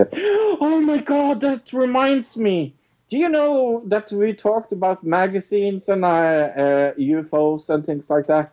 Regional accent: Norway; I'm from Norway

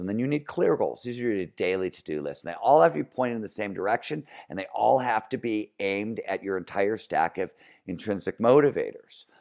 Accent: Cleveland, Ohio, United States; growing up in Cleveland, Ohio, blue collar steel mill town, nineteen seventies

